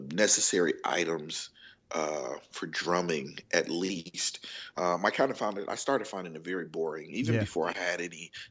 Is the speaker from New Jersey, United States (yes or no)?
no; Chicago, Illinois, United States; I'm from Chicago, Illinois